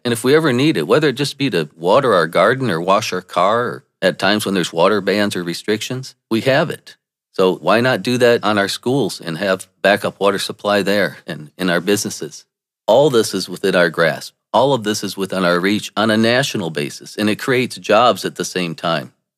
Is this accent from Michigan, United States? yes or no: yes; Saginaw, Michigan, United States; I was born in Saginaw, Michigan